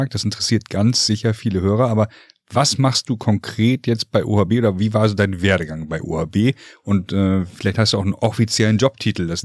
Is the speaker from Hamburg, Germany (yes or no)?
yes; Hamburg, Germany; ich als Hamburger